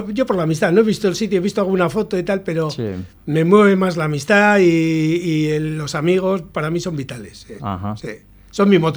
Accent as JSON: {"language": "Spanish", "town": "La Arboleda", "region": "Basque Country", "country": "Spain", "said": "Soy adoptivo porque yo soy de la Arboleda."}